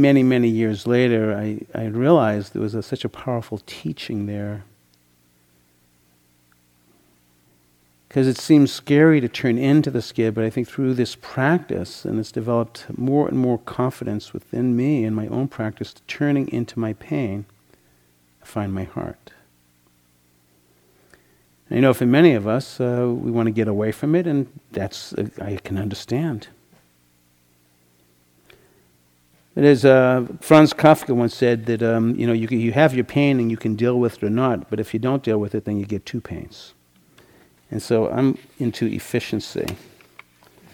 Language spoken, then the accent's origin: English; Boston, Massachusetts, United States; When I was 16, I grew up in the Boston area